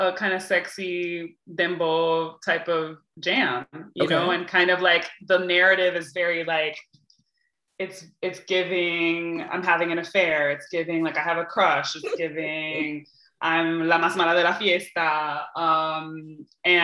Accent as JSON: {"language": "English", "town": "Hartford", "region": "Connecticut", "country": "United States", "tie": "born or raised there", "said": "I was born in Hartford, Connecticut, to Cuban and Puerto Rican parents"}